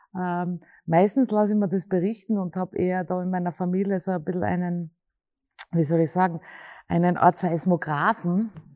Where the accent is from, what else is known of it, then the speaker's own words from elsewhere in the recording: Graz, Styria, Austria; Und ich bin in der Stadt aufgewachsen und ich bin auch ein Stadtmensch